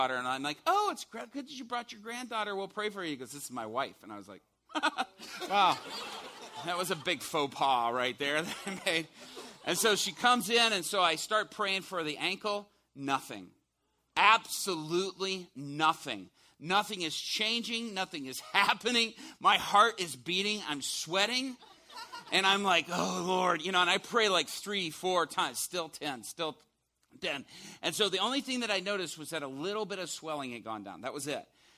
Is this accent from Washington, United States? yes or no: no; Chicago, Illinois, United States; I'm from Chicago